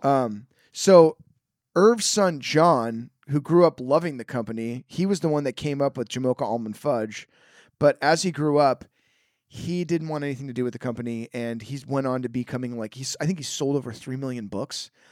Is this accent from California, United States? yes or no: yes; Petaluma, California, United States; born or raised there